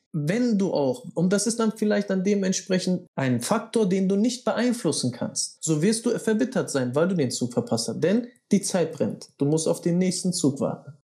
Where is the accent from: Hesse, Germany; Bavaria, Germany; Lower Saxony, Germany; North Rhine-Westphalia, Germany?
North Rhine-Westphalia, Germany; Bielefeld; Ich komme aus Bielefeld